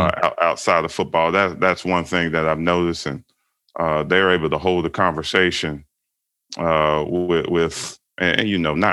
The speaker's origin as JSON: {"language": "English", "region": "South Carolina", "country": "United States", "tie": "born or raised there", "moved": "as an adult", "lives_now": "Portland, United States", "said": "I live in Portland, Oregon with my wife and my standard poodle. And I moved to the Northwest from South Carolina, where I was born and raised and kind of made my name."}